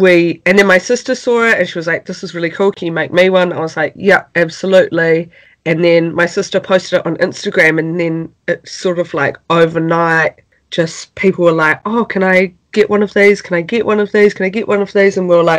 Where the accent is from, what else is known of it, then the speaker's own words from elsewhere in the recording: Wellington, New Zealand; We're from Wellington, New Zealand. That's where we're currently living as well.